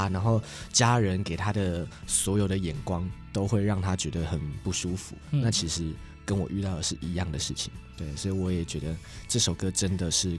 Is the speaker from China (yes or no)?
no; Yilan County, Taiwan; 我也是宜兰人